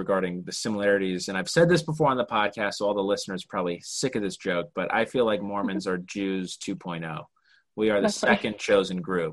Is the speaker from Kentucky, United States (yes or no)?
no; Utah, United States; moved away as an adult; now in Los Angeles, United States; growing up in Utah